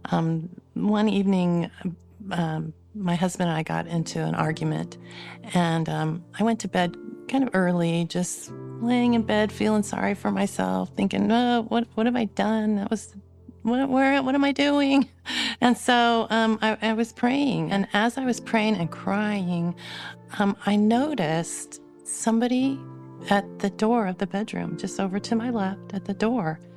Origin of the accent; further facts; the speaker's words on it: California, United States; born there; also born or lived in Arizona; now in West Jordan, United States; I was born in California, spent a lot of my life in Arizona and California, kind of going back and forth. I'm now in West Jordan, Utah, with my four grown children